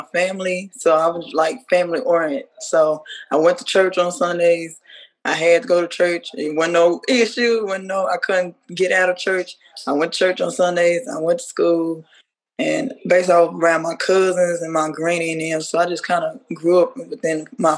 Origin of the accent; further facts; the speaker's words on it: Dallas, Texas, United States; I was brought up in North Dallas